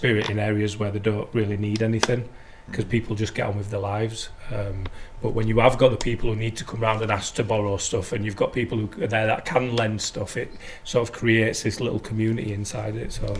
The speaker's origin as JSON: {"language": "English", "town": "Leeds", "region": "Yorkshire and the Humber", "country": "United Kingdom", "tie": "born or raised there", "said": "growing up in Beeston"}